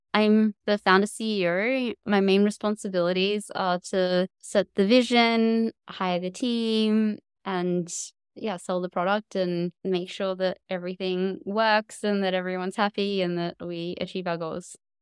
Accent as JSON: {"language": "English", "town": "Cairns", "region": "Queensland", "country": "Australia", "tie": "born or raised there", "said": "I grew up in Cairns in far north Queensland"}